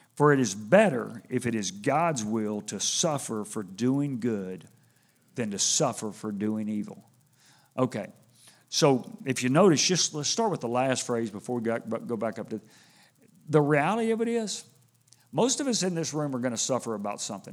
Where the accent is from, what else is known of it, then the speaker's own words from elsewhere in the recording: Houston, Texas, United States; I grew up in Houston